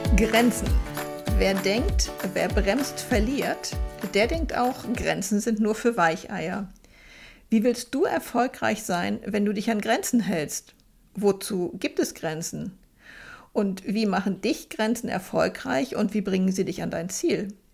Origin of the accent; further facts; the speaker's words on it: Zonenrandgebiet, Germany; moved away; Ich komme ja aus dem Zonenrandgebiet